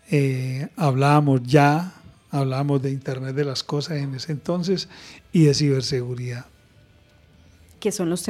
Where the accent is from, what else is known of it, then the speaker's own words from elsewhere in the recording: Santander, Colombia; 400 y llegas a mi tierra. Entonces, eso es lo rico de, mi experiencia, es que me he formado en otras culturas me he formado en otras culturas y termina uno permeándolas de todas. Por eso el acento parece todo menos de Santander